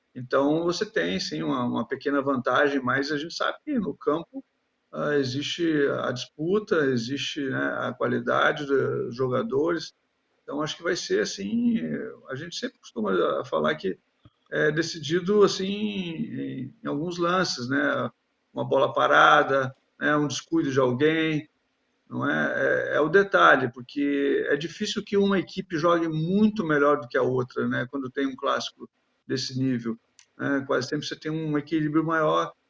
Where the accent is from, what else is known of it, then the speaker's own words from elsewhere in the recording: Gaúcho, Rio Grande do Sul, Brazil; que sou gaúcho